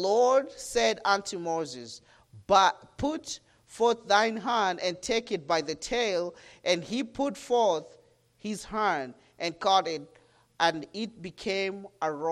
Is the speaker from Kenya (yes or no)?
yes; Kenya; I'm from Kenya, Africa